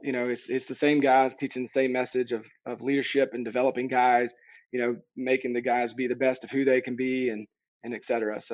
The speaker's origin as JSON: {"language": "English", "region": "Tennessee", "country": "United States", "said": "I'm originally from Tennessee."}